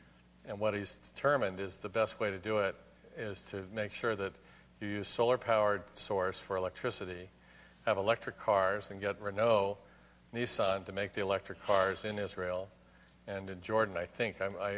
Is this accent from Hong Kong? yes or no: yes; Hong Kong; also born or lived in Tokyo, Japan; When I was a baby, I was born in Tokyo, and I grew up in Hong Kong.